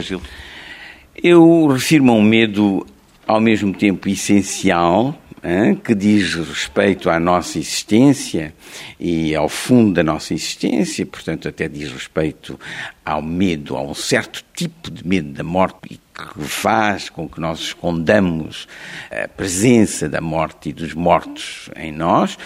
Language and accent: Portuguese; Mozambique; first language Portuguese; moved away; also born or lived in France; Climane, que era a, a cidade onde eu, de Moçambique, onde eu eh, fiz a escola primária